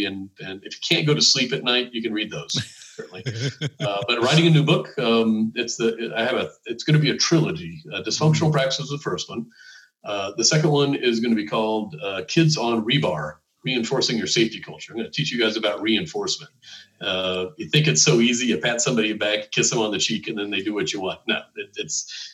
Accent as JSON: {"language": "English", "country": "United States", "said": "as an American"}